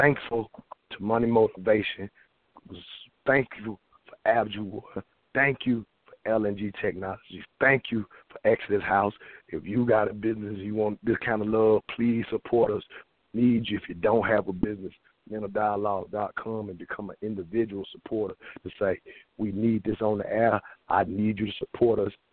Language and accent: English; the South, United States; I grew up in the South